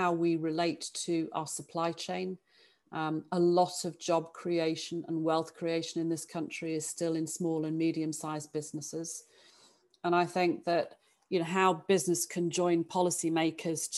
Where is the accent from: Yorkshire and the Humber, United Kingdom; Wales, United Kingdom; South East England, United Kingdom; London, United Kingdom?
Yorkshire and the Humber, United Kingdom; Sheffield; moved away as an adult; I was born and brought up in Sheffield